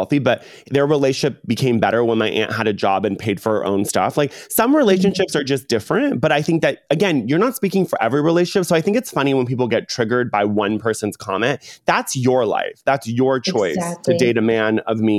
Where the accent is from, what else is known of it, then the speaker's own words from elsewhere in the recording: Orange County, California, United States; growing up in Orange County